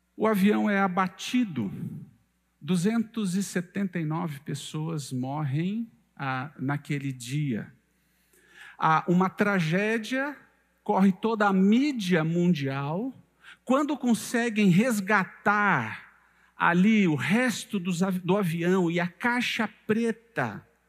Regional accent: São Paulo, Brazil; moved away as an adult; now in Goiânia, Brazil; eu sou do estado de São Paulo, esse é o meu quarto ano aqui em Goiânia

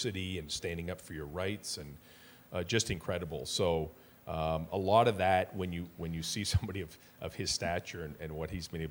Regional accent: Hamilton, Ontario, Canada; we're both from Stony Creek

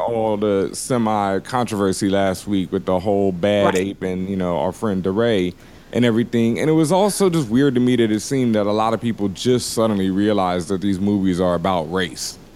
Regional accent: the South, United States; I grew up in the South

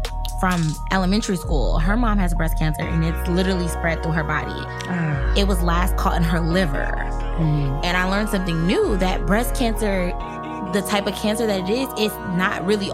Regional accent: United States; we're American.

